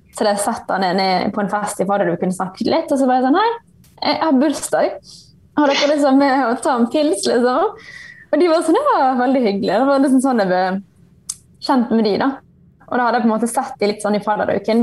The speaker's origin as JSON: {"language": "Norwegian", "town": "Bergen", "region": "Vestland", "country": "Norway", "moved": "as an adult", "lives_now": "Ålesund, Norway", "said": "jeg er originalt fra Bergen"}